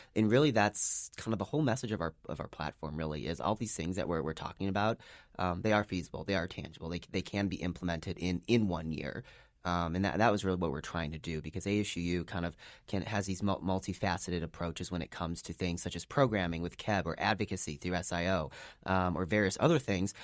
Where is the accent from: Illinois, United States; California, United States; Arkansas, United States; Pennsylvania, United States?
Illinois, United States; Chicago; moved away as an adult; now in Salt Lake City, United States; I'm originally from Chicago, uh, so out-of-state student